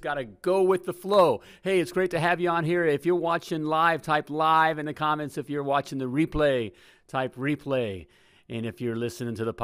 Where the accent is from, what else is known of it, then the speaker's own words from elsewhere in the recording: Indiana, United States; I'm a Hoosier.